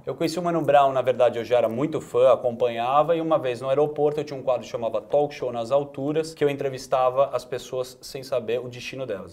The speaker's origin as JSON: {"language": "Portuguese", "area": "Higienópolis", "region": "São Paulo", "country": "Brazil", "tie": "born or raised there", "said": "nasci criado em Genópolis"}